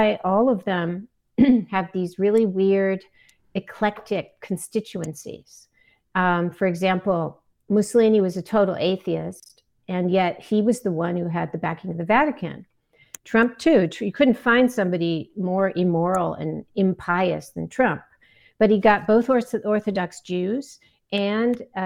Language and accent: English; United States; as an American while I was writing Strong Men